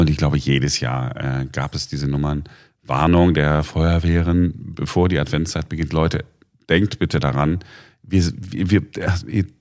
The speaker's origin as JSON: {"language": "German", "town": "Duisburg", "region": "North Rhine-Westphalia", "country": "Germany", "tie": "born or raised there", "said": "wie man bei uns in Duisburg früher gesagt hat, wegen die armen Kinder, gebet jetzt den Kranz."}